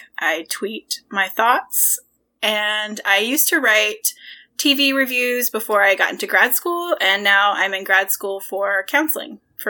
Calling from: St. Louis, Missouri, United States; I am recording from St. Louis, Missouri.

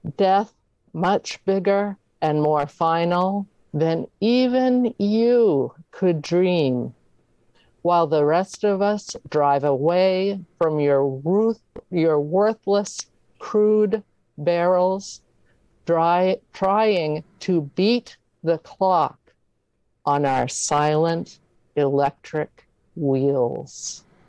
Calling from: Maine, United States; I'm calling from Maine

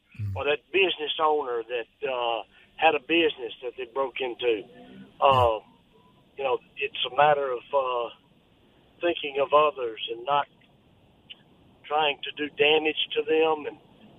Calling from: Meridian, Mississippi, United States; Doug's hometown.

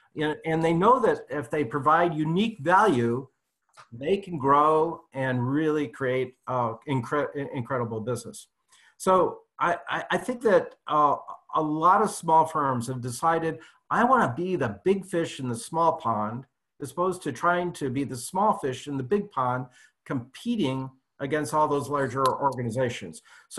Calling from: California, United States; I am actually calling in from my home office. Friday traffic is just terrible here in Silicon Valley.

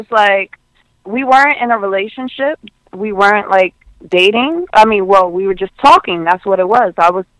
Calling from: Queens, New York, United States; I'm coming from Queens, New York.

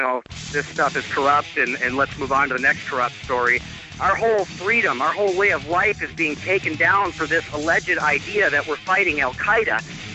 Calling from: Grand Rapids, Minnesota, United States; But, yeah, I'm in Grand Rapids, Minnesota here in the Iron Range

